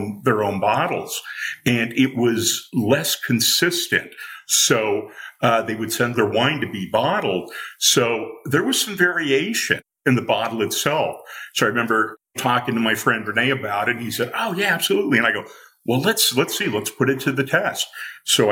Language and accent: English; Newport Beach, California, United States; I grew up in Southern California, and as a kid in the Newport Beach area